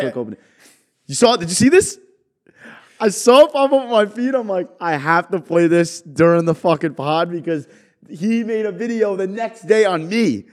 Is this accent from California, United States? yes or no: no; New York, United States; also born or lived in Jersey Shore, New Jersey; now in New Jersey, United States; I'm from New York